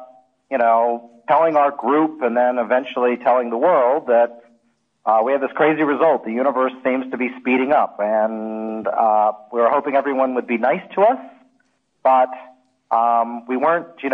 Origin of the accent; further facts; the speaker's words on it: Alaska, United States; moved away; I grew up in Alaska